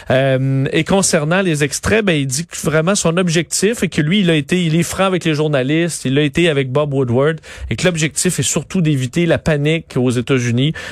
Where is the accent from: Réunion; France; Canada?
Canada; Eastern Quebec; chez nous, euh, dans, dans mon coin de pays, dans l'Est du Québec.